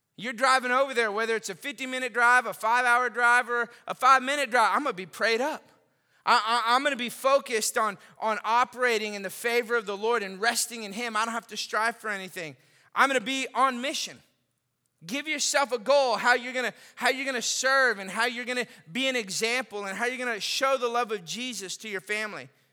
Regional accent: Austin, Texas, United States; moved away; also born or lived in Lafayette, Louisiana; I grew up in Austin, Texas

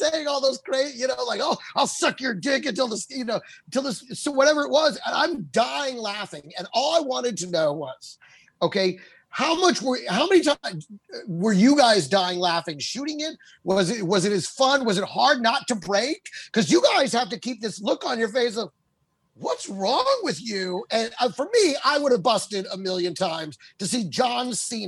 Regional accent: Texas, United States; also born or lived in California / New York; now in Los Angeles, United States; I was born in Cali, raised in Texas, born in Cali

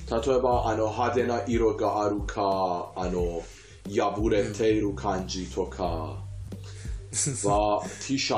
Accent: Iran; born or raised there; Japanese is a second language; now in Japan

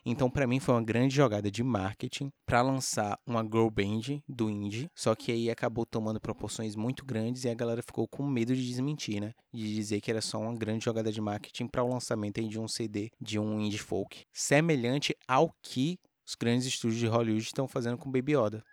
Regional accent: Brazil; a gente, enquanto brasileiro

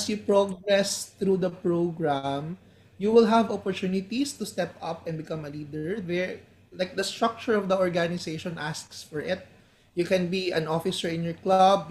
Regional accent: Bacolod, Negros Island Region, Philippines; I'm from Bacolod.

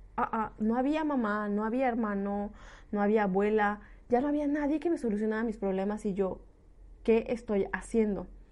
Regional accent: Mexico; moved away as an adult; now in Lyon, France; soy una mexicana que tomó esta decisión hace dos años, dejó su país

